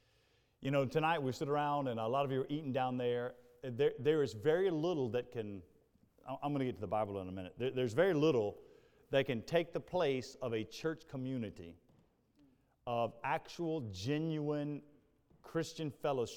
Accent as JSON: {"language": "English", "town": "Charlotte", "region": "North Carolina", "country": "United States", "tie": "born or raised there", "said": "Charlotte is my home. It's where I grew up"}